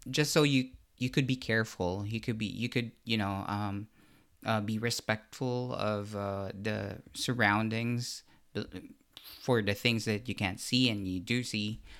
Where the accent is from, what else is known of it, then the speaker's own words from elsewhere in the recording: Central Luzon, Philippines; I grew up in Bulacan, in the Philippines